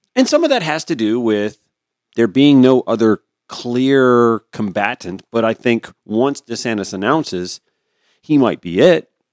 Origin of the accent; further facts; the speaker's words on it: Harlem, Georgia, United States; When I was a little boy, putting together community newsletters back in my hometown. When I was editor of the high school newspaper back at Harlem High School